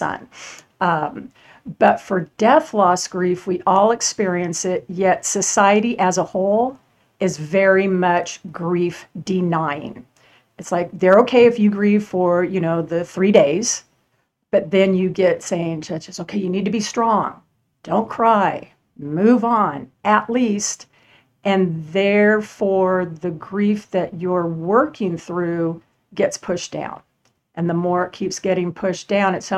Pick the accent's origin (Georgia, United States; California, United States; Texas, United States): California, United States; Southern; moved away as an adult; also born or lived in Arizona; now in San Antonio, United States; I was born in Arizona, moved to California when I was three